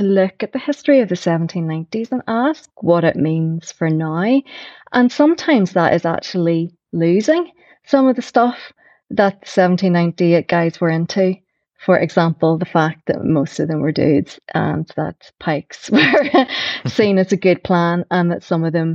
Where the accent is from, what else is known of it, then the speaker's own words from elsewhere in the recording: Belfast, Northern Ireland, United Kingdom; also born or lived in Newtownards; I was born in Newton Arts, I've lived all around East Belfast